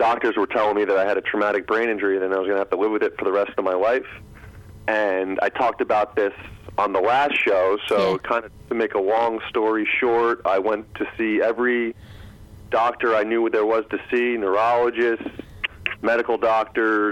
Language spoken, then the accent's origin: English; New Jersey, United States; I am from New Jersey, grew up, born and raised